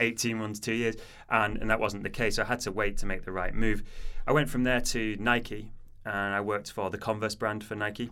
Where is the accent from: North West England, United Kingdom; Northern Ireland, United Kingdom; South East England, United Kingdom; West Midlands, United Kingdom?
North West England, United Kingdom; Manchester; moved away as an adult; also born or lived in Portsmouth; I'm from Manchester originally, as you can probably tell by my accent